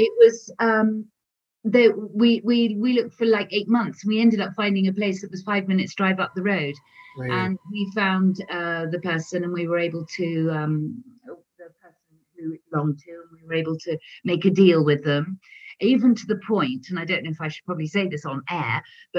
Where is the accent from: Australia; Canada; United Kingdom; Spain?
United Kingdom; England; moved away as an adult; now in France; I'm English